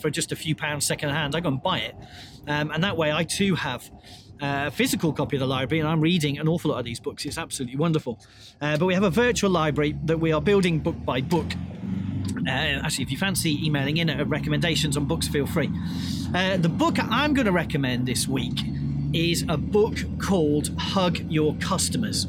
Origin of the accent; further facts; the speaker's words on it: United Kingdom; As a British person